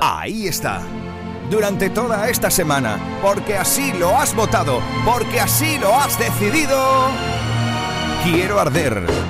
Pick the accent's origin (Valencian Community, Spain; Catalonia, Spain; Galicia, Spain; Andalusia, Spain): Andalusia, Spain; Huelva; desde mi tierra, desde Huelva